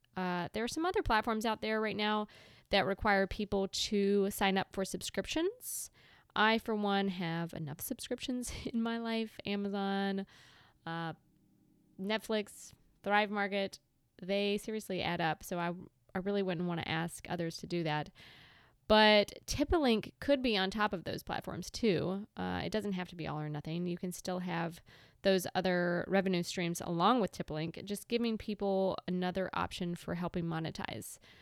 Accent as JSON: {"language": "English", "town": "Bennettsville", "region": "South Carolina", "country": "United States", "moved": "as an adult", "lives_now": "Charleston, United States", "said": "I am originally from two and a half hours north of here"}